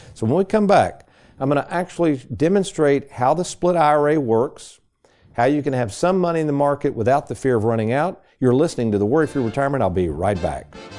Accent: Lexington, United States; growing up in Lexington. We lived on a street called Rambler Road.

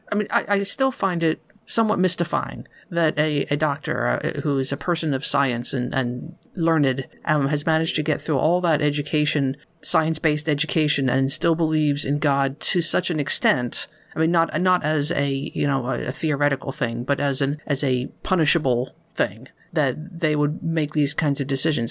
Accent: near Philadelphia, Pennsylvania, United States; I grew up near Philadelphia

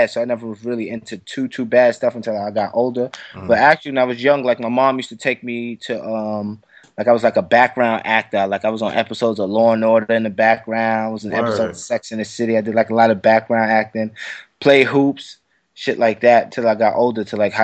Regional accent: New York City, New York, United States; Brooklyn, New York, Bed-Stuy to be exact

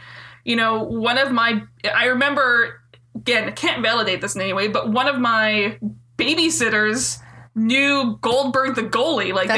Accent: Minnesota, United States; this is from where I grew up in Minnesota.

